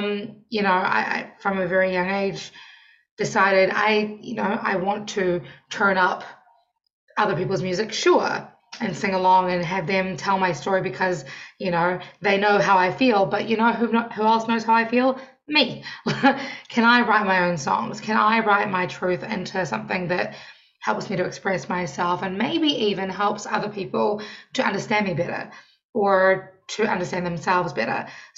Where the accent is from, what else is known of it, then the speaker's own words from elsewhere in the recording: New Zealand; moved away as an adult; now in Washington, D.C., United States; I am your neighbour. I am from New Zealand. I've been in Washington, D.C. for almost 7 years now.